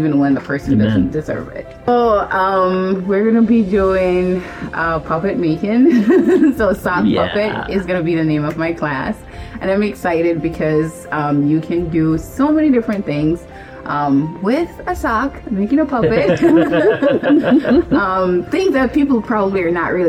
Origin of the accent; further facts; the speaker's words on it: Jamaica; moved away as an adult; I am from Jamaica